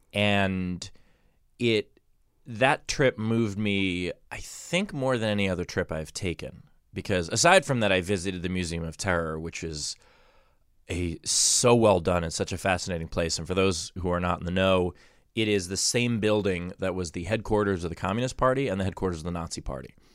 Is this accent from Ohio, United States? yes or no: no; New York, United States; As a New Yorker